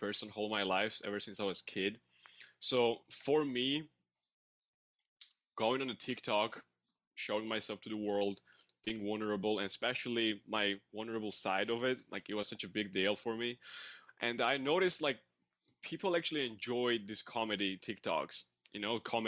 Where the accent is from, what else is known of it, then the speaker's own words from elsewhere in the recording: Georgia; English is a second language; now in Canada; I'm from Georgia, but I live in Canada. So English is my second language.